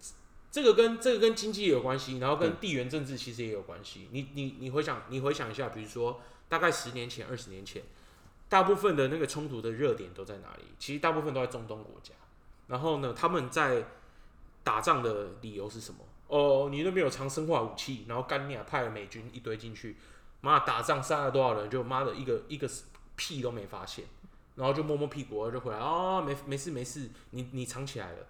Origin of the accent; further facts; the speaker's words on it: Taiwan; 我是台湾人。